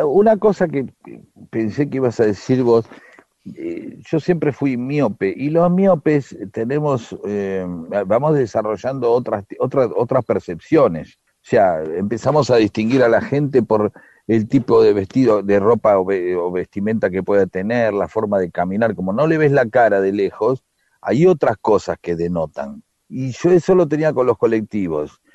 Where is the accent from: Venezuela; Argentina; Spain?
Argentina; Lanús, Buenos Aires Province; also born or lived in Avellaneda; yo creciendo en Lanús en medio de hincha independiente